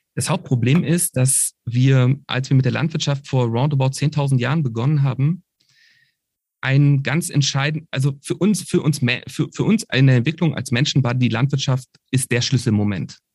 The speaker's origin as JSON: {"language": "German", "region": "Berlin", "country": "Germany", "said": "ich komme aus Berlin, das heißt Brandenburg ist die direkte Umgebung gewesen"}